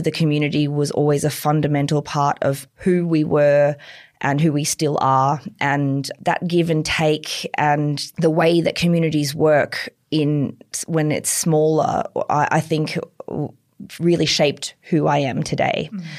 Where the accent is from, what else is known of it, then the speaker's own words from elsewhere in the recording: Queensland, Australia; Yeah, I'm from Bobcatter country. I'm from a country where we grew up line dancing and it's very different to here.